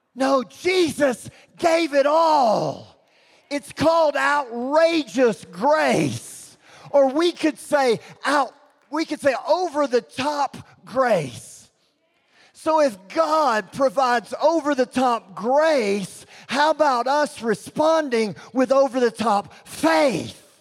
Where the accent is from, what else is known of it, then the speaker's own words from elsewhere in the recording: Texas, United States; I'm from Texas